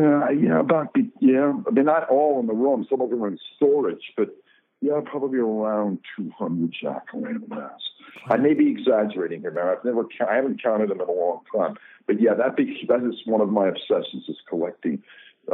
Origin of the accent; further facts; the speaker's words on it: East Coast, United States; I'm from the East Coast